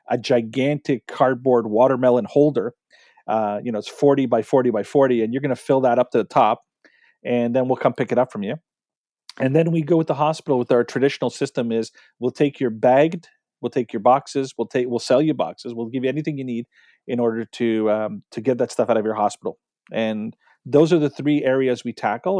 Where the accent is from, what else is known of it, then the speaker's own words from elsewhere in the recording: Canada; we're Canadian